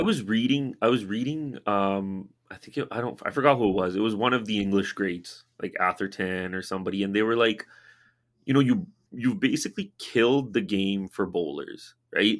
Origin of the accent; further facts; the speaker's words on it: Canada; I'm born in Canada